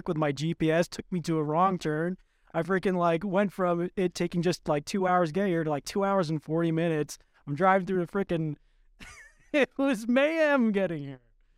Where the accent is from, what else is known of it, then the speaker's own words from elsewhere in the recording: Long Island, New York, United States; I'm from Long Island.